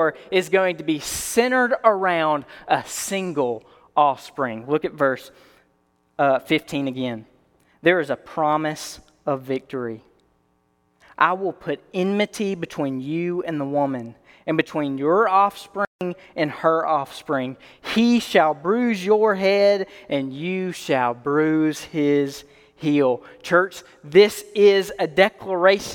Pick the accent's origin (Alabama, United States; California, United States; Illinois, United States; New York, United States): Alabama, United States; I'm from Alabama